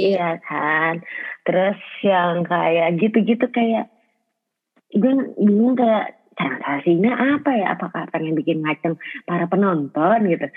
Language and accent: Indonesian; Bekasi, West Java, Indonesia; gue orang Bekasi